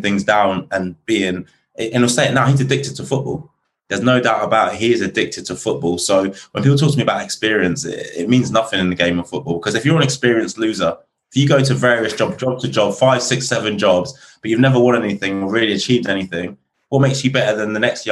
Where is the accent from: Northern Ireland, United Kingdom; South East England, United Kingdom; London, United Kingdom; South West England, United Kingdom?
South East England, United Kingdom; Reading; moved away; Reading, which is my hometown.